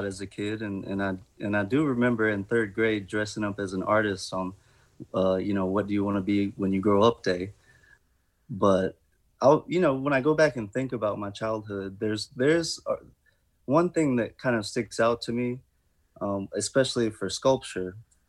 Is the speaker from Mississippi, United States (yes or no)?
yes; Indianola, Mississippi, United States; Right. I'm from Indianola.